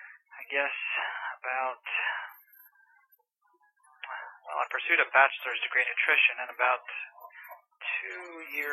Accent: St. Petersburg, Florida, United States; moved away as an adult; also born or lived in Marietta, Georgia; I was born in St. Petersburg, Florida, and went to school two blocks away, went to church three blocks away, stayed in St. Pete my whole life.

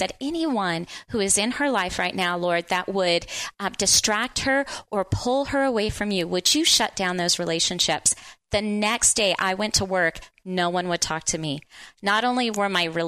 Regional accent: New Orleans, Louisiana, United States; also born or lived in Central Oregon; now in Bend, United States; I'm from the New Orleans area. And so you can imagine coming out here, it was culture shock

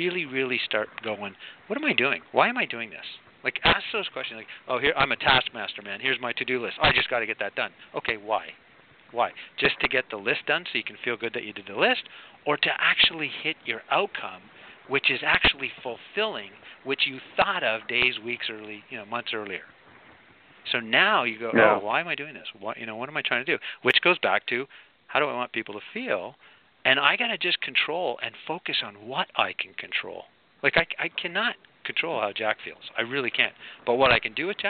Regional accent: Canada; also born or lived in Arizona; being a Canadian

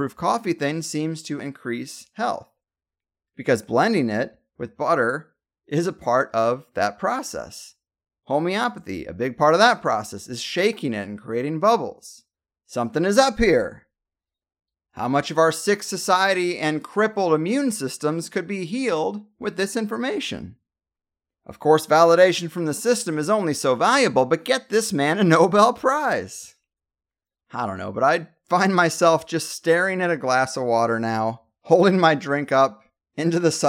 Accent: United States; I'm still an American

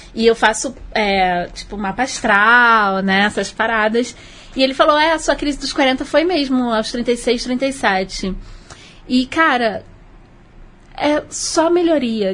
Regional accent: Rio de Janeiro, Brazil; eu sou carioca, né? Como toda boa carioca

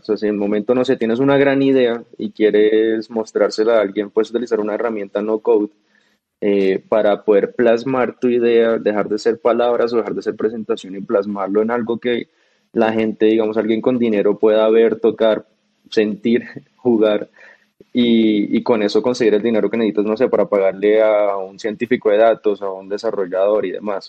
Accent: Bogotá, Colombia; also born or lived in Cartagena / United States; Yo nací en Cartagena, pero yo me crié en Bogotá.

